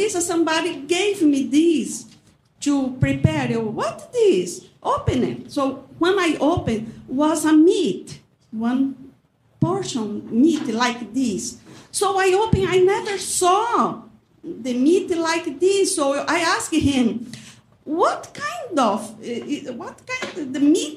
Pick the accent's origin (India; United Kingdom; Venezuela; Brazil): Brazil; English is a second language; moved away as an adult; also born or lived in São Paulo; now in Muscatine, United States; I am from Brazil